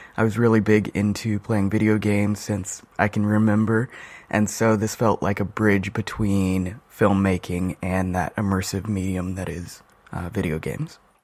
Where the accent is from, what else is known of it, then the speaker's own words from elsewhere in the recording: Albuquerque, New Mexico, United States; now in Seattle, United States; I'm originally from Albuquerque, New Mexico